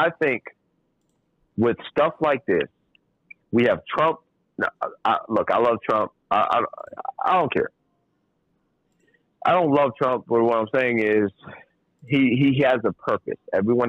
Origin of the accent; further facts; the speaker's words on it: Trinidad & Tobago; We're gonna go West Indian. We're gonna go because I'm West Indian. I'm from Trinidad and Tobago. Trinidad and Tobago.